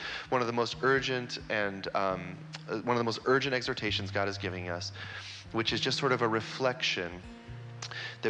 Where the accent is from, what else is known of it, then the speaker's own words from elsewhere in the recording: Vancouver, British Columbia, Canada; also born or lived in Kansas City; I grew up here in Vancouver